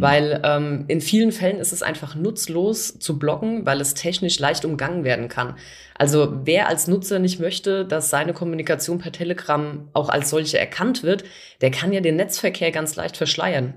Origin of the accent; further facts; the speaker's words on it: Bavaria, Germany; bei uns in Bayern